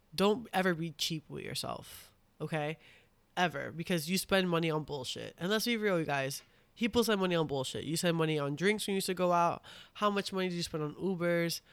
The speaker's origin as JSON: {"language": "English", "region": "New York", "country": "United States", "said": "I'm from New York."}